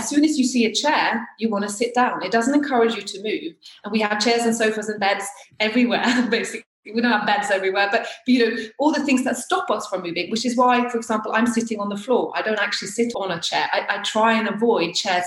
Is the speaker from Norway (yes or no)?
yes; Norway; also born or lived in near Chichester, United Kingdom; now in Chichester area, United Kingdom; So I've actually lived here longer than I have in Norway. So yes, I'm from Norway.